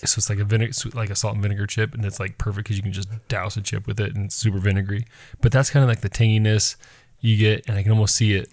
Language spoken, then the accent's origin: English; United States